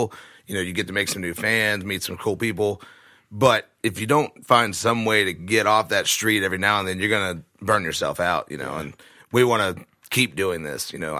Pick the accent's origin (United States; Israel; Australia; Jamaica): United States; Alabama; moved away as an adult; also born or lived in Georgia; now in Nashville, United States; I grew up in Alabama, and then I moved to Nashville in 2010. the first time. And I was here for a few years, and then I went to Georgia. And I've been back now almost a year.